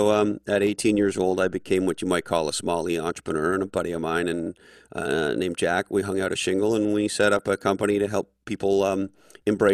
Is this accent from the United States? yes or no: no; Montreal, Quebec, Canada; I grew up in Montreal, Canada, born of a family of Scottish descent